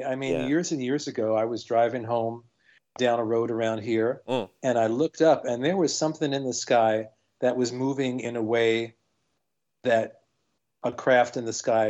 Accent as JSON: {"language": "English", "town": "New York City", "region": "New York", "country": "United States", "tie": "born or raised there", "said": "This is growing up in Brooklyn."}